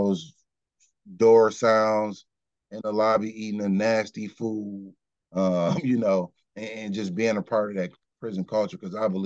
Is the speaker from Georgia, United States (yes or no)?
no; Kenosha, Wisconsin, United States; I'm from Kenosha